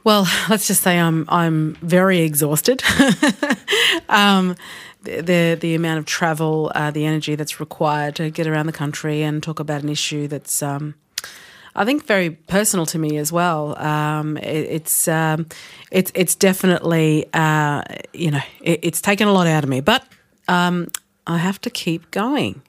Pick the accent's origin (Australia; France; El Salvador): Australia; as an Australian, we have a won-, wonderful shared Australian values